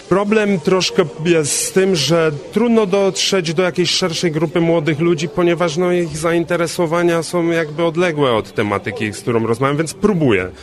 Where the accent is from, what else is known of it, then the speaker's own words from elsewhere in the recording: Częstochowa, Silesian Voivodeship, Poland; jestem z Częstochowy